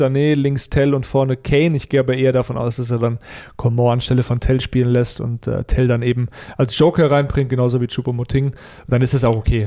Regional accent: near Frankfurt, Hesse, Germany; Ich komme aus der Nähe von Frankfurt

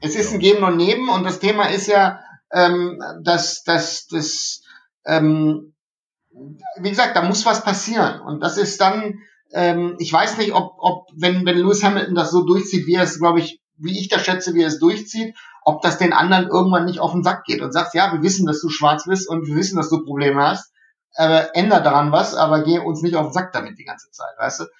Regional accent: Germany; also born or lived in Remscheid; bei uns in Deutschland

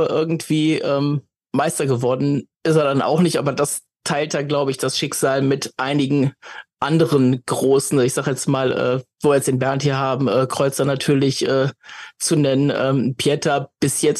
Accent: Cologne, North Rhine-Westphalia, Germany; als Kölner war es natürlich immer schön, wenn du das Nürnberger Powerplay gegen dich hattest

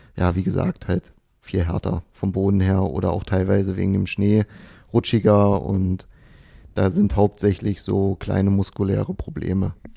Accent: Dessau, Saxony-Anhalt, Germany; moved away; Ich komme ja nicht aus Potsdam oder aus Berlin, ich bin ja aus Dessau, also Sachsen-Anhalt

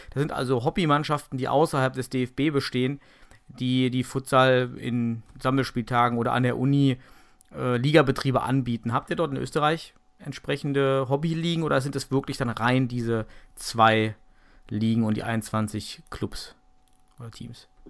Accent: Germany; bei uns in Deutschland

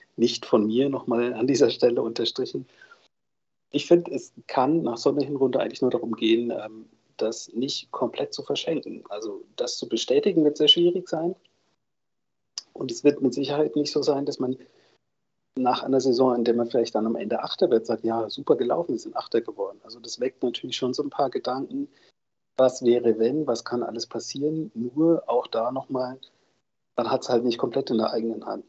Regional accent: Soest, North Rhine-Westphalia, Germany; ich bin ja ein gebürtiger Soester

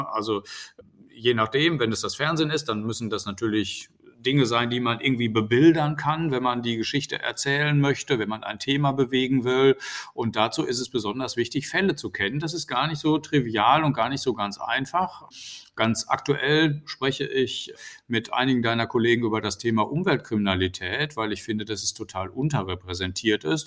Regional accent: North Rhine-Westphalia, Germany; in Nordrhein-Westfalen, wo ich ja herkomme

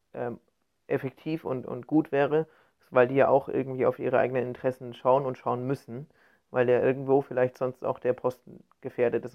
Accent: Bavaria, Germany; now in Cologne, Germany; ich komme ja nicht aus Köln, ich komme gebürtig aus Bayern

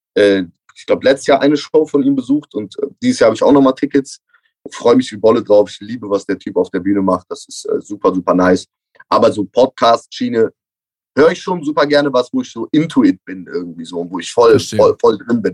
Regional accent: Cologne, North Rhine-Westphalia, Germany; als Kölner

